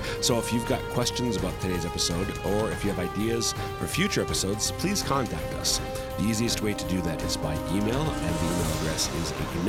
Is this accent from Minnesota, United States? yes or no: yes; Minnesota, United States; also born or lived in Sioux Falls, South Dakota; now in South Dakota, United States; I'm from Minnesota, but all five of our kids are born and raised here in eastern South Dakota, a state and a diocese that we loved and have only grown to love over time.